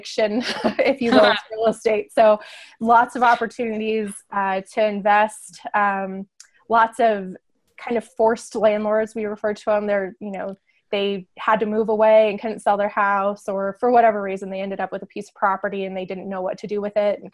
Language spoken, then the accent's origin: English; Northern Arizona, United States; moved away as an adult; also born or lived in San Diego; now in Farmington, United States; I grew up in Northern Arizona